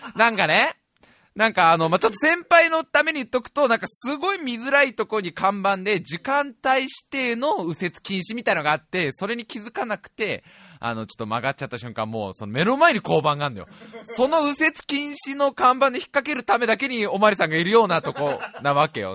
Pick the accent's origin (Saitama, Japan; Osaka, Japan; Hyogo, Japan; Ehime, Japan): Saitama, Japan; Tokorozawa; 実家の埼玉県所沢から静岡まで